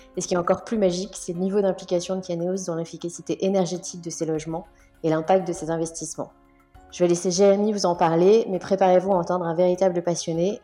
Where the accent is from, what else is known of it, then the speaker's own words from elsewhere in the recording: Limoges, Nouvelle-Aquitaine, France; j'ai grandi à Limoges